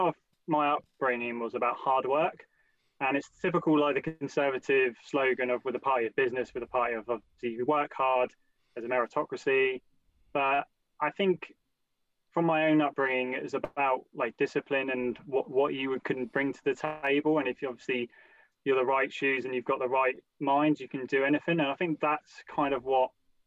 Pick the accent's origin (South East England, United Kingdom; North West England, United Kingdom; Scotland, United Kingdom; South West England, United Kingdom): South East England, United Kingdom; Portsmouth; also born or lived in London; I grew up in Hilsea